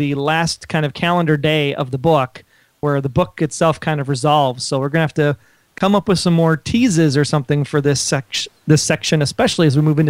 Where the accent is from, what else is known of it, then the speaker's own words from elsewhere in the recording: Wisconsin, United States; Love that he's from Wisconsin, of course, my home state.